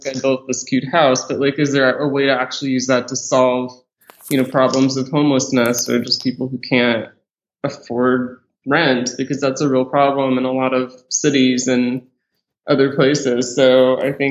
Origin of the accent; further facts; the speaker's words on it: Arkansas, United States; moved away; my home state and where I went to college